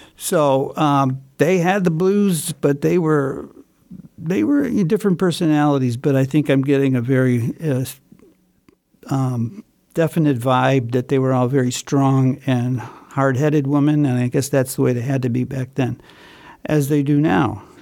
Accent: Chicago, Illinois, United States; from Chicago, my hometown

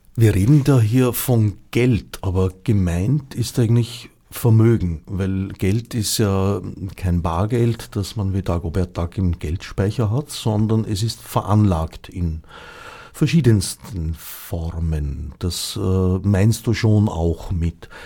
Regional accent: Austria; also born or lived in Switzerland; indem ich eine Zeit lang als Österreicher in der Schweiz

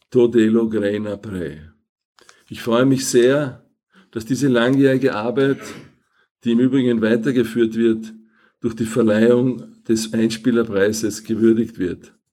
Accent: Vienna, Austria; first language Hungarian; Slovenian is a second language; Rodil sem se kot otrok mačarskih peguncev na Dunaju, kjer sem tudi doraščal. Ne morem se spominjati, da bi se v družini kolikdaj pogovarjali o jezikih. Vsekakor pa je bilo jasno, da smo se doma pogovarjali v mačarščini

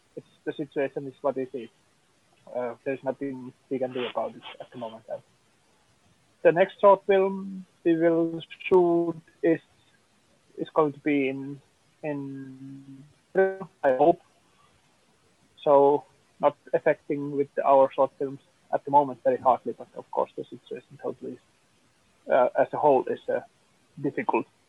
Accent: Finland; also born or lived in Tampere; also producer from finland and really still living also in tampere or close to tampere

